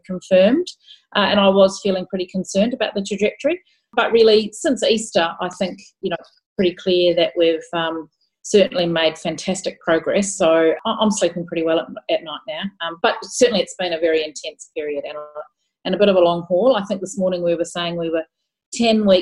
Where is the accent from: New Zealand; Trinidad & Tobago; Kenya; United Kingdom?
New Zealand; moved away as an adult; also born or lived in Christchurch, New Zealand / Melbourne, Australia / Victoria, Australia / Canberra, Australia; now in Geelong, Australia; I was raised in New Zealand and did my schooling and did my nursing education there